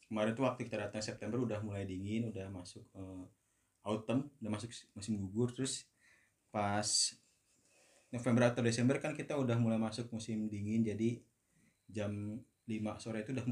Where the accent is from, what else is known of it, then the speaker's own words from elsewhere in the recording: Bogor, West Java, Indonesia; moved away as an adult; now in Belgium; dari Bogor, lulusan S1 Kimia Pakuan.